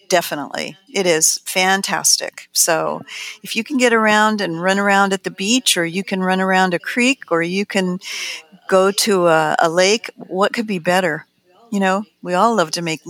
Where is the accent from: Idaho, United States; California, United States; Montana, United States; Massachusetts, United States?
California, United States; Pasadena; also born or lived in Highland Park, California / Altadena, California; the things that I got to do when I was growing up in Highland Park and Pasadena and Altadena and Arroyo Seco